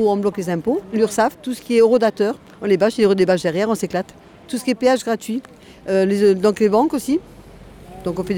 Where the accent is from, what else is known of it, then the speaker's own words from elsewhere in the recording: Normandy, France; Nous, on vient de Normandie.